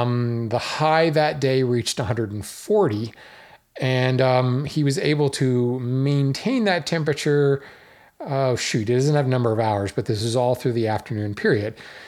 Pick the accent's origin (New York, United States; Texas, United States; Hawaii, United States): Hawaii, United States; Folks who don't know, I grew up in Hawaii. Well, I grew up a lot of places, an Air Force brat, but I spent some formative years in Hawaii.